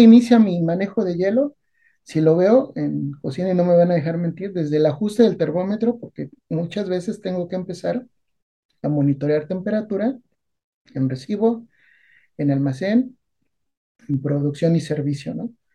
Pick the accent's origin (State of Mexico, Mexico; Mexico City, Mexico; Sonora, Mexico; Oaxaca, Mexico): State of Mexico, Mexico; Naucalpan; de niño, cuando vivía en Naucalpan